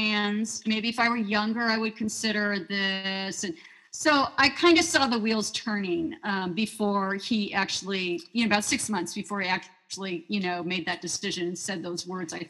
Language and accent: English; Idaho, United States; moved away; We're both from Idaho originally, different parts of the state